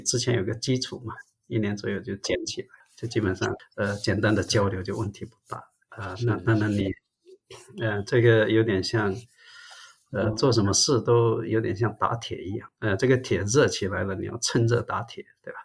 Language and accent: Chinese; Zhangzhou, Fujian, China; moved away as an adult; also born or lived in Shantou, Guangdong, China; now in United States; 我的家乡漳州是接近潮州的，跟汕头，澄海，所以，呃，实际上我也讲潮州话。那当然后来，呃，我们家也在汕头那边住